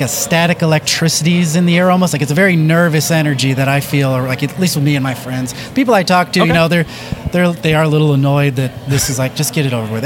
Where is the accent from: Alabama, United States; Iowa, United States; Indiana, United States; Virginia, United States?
Iowa, United States; Cedar Rapids; I'm from Cedar Rapids, Iowa